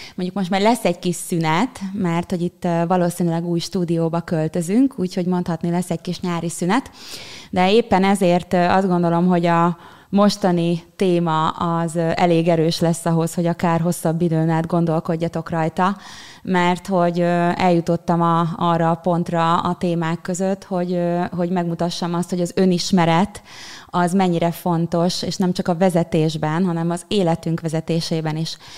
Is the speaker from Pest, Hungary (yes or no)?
yes; Pilis, Pest, Hungary; a helyen, ahol felnőttem Pilisen